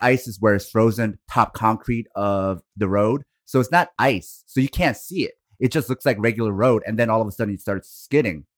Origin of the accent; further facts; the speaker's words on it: Portland, Oregon, United States; where I grew up in Oregon, Like, I grew up in the Portland, Beaverton area.